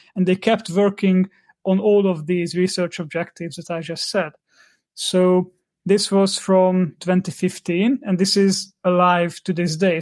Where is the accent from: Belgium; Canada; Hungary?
Hungary; I'm from Hungary